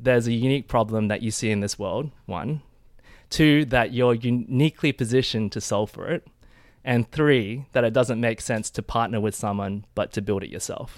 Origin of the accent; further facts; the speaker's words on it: Adelaide, South Australia, Australia; moved away as an adult; also born or lived in Perth / Sydney / United Kingdom / Nairobi; I'm originally from Adelaide, South Australia